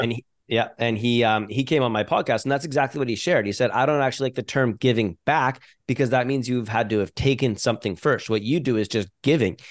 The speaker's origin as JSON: {"language": "English", "country": "Canada", "said": "I'm a Canadian business owner"}